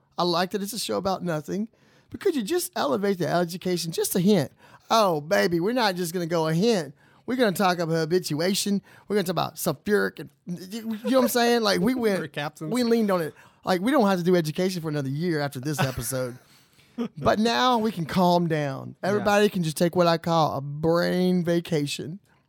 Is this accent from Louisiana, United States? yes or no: yes; Louisiana, United States; also born or lived in Mandeville; So I came from Louisiana. I'm from Louisiana. Moved here, right? So the town I used to live in was Mandeville.